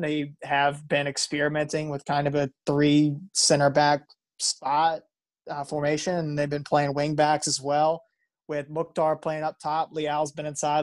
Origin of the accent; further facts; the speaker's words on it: Ohio, United States; moved away; my home state of Ohio